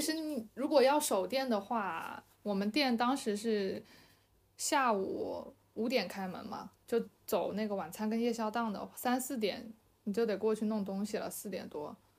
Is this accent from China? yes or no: yes; Fujian, China; moved away; 但是是蹭蹭我老家的这个这个东西